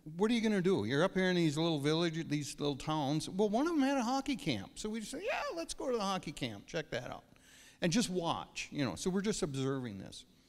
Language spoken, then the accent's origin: English; Verndale, Minnesota, United States; also born or lived in Pine River; I grew up in Verndale, farm kid